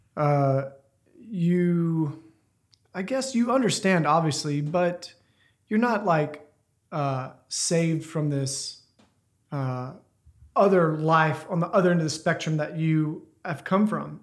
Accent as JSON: {"language": "English", "town": "Ruston", "region": "Louisiana", "country": "United States", "tie": "born or raised there", "moved": "yes", "said": "I grew up in Louisiana, Ruston area, in a really small town."}